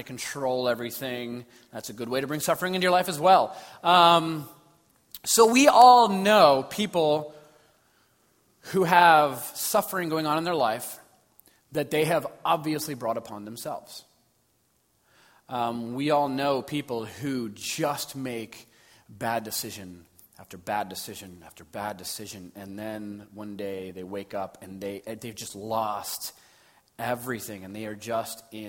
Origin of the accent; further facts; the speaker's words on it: Los Angeles, California, United States; I grew up in in Los Angeles at a very sort of conservative Baptist church